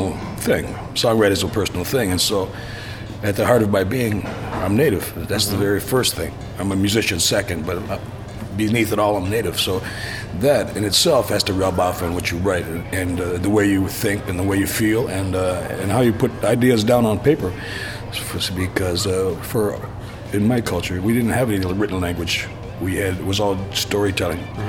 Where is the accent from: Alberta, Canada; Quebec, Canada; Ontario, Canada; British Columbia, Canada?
Ontario, Canada; Six Nations Reserve, Southern; moved away as an adult; now in Vancouver, Canada; I'm from the Six Nations Reserve in Southern Ontario, a Mohawk turtle clan. And that's where I grew up for the first 45 years of my life